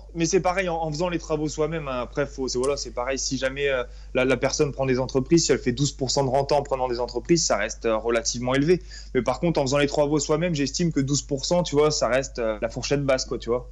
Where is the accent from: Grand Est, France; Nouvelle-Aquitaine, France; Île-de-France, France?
Grand Est, France; Reims; moved away as an adult; now in Paimpol, France; je suis originaire de la Champagne-Ardenne, donc euh, plus précisément de Reims